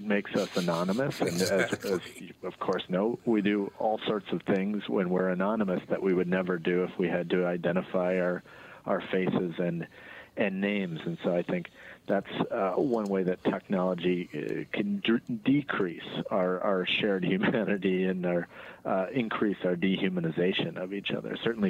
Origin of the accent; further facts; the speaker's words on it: Minneapolis, Minnesota, United States; Yeah, well, not just from Chicago, I'm from Minneapolis, actually.